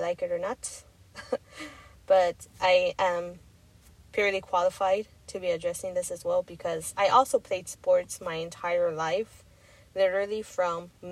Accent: Texas, United States; I'm from Texas

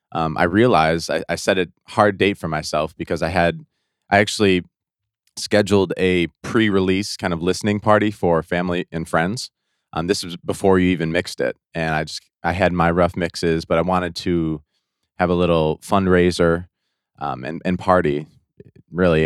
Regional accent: Detroit, Michigan, United States; I'm from Detroit, Michigan, uh, right outside Detroit

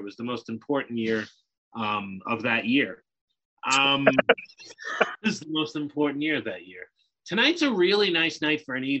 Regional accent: South Hempstead, New York, United States; I was born on Long Island, the son of a postal worker and an artist, and they thrived in a hamlet called South Hempstead, near where both two of the biggest stars of all time have come from, Howard Stern and Eddie Murphy.

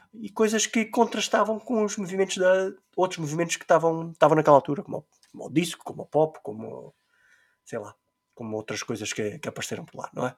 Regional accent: Terceira Island, Azores, Portugal; nós somos da Ilha Terceira

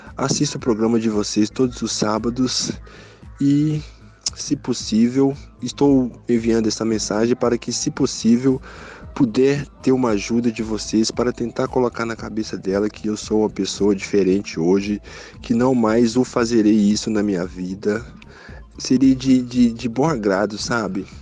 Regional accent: Contagem, Minas Gerais, Brazil; sou de Contagem, Minas Gerais

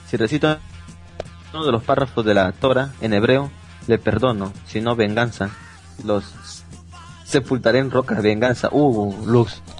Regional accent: Peru; Somos peruanos

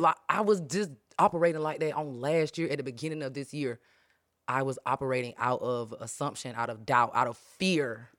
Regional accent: Pleasant Hill, United States; I'm from Pleasant Hill

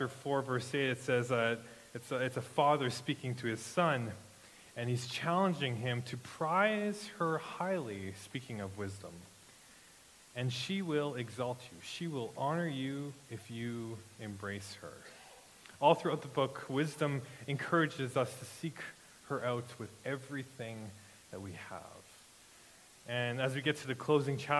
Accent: Regina, Saskatchewan, Canada; now in Grunthal, Canada; I grew up in Regina

